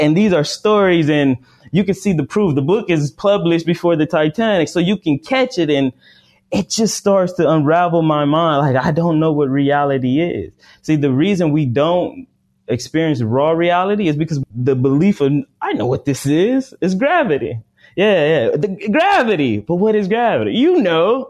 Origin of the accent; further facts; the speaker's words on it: United States; I'm African American